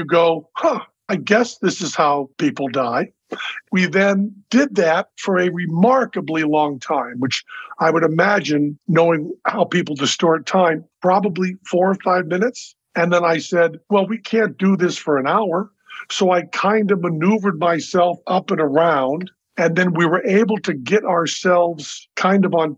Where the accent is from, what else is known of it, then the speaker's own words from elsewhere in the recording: Massachusetts, United States; I'm from Massachusetts